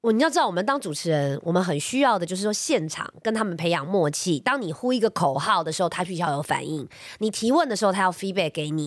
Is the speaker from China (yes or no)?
no; Taiwan; 我们是台湾人，我们生活在这片土地上面